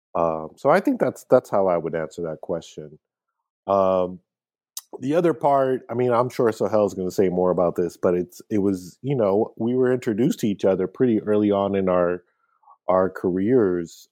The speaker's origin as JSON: {"language": "English", "country": "United States", "tie": "born or raised there", "said": "my family coming from Pakistan, um, you know, growing up in the States"}